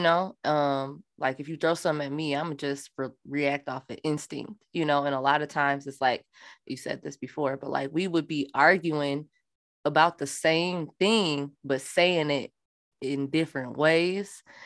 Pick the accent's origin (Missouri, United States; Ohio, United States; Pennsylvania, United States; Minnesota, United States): Minnesota, United States; I'm from Minnesota